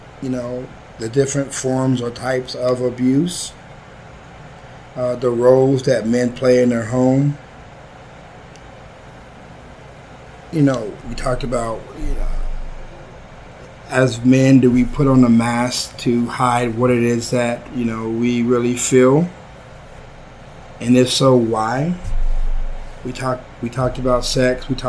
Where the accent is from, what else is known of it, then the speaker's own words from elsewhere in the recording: Odessa, Texas, United States; I was born and raised in Odessa, Texas.